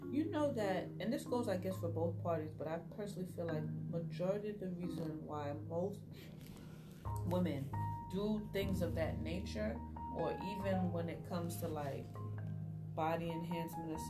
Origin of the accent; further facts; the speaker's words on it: Brooklyn, New York, United States; I grew up in Best stuy in the 90s.